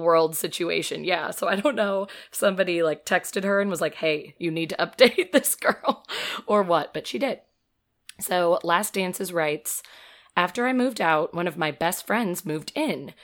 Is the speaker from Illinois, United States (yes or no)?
yes; Metamora, Illinois, United States; I say Peoria since nobody knows, but I'm from Metamora